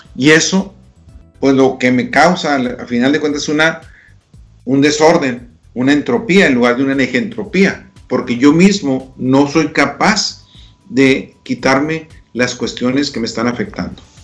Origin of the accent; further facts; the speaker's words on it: Delicias, Chihuahua, Mexico; moved away; me toca estar en Delicia, Chihuahua, mi ciudad natal